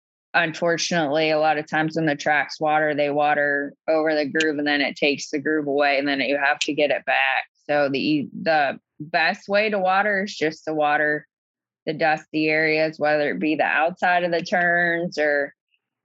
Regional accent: Pennsylvania, United States; now in Virginia, United States; So Pennsylvania is my home state.

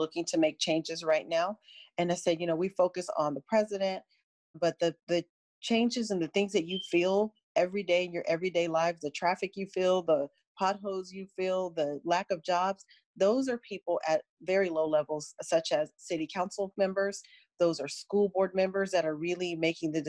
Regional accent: San Francisco, California, United States; I was born and raised in San Francisco

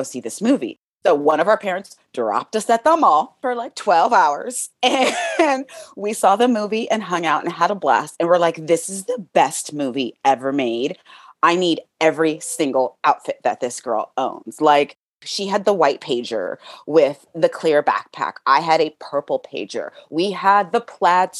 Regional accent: California, United States; growing up in California

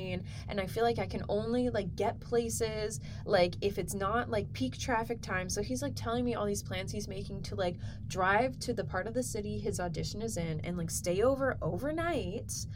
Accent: Edmonton, Alberta, Canada; we grew up here in Edmonton together

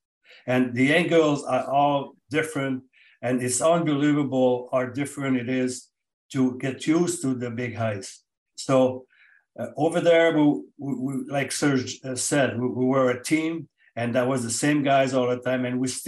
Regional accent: Canada; We're Canadian

